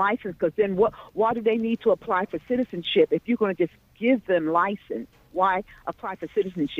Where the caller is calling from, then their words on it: New Jersey, United States; I'm from Union County, New Jersey.